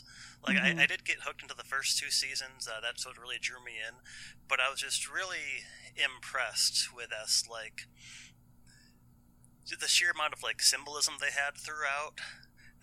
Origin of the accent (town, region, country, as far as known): United States